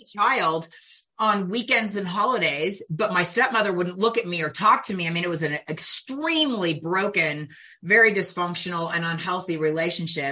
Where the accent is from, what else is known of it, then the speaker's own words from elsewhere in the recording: California Bay Area, United States; I was born in the California Bay Area in the late 1960s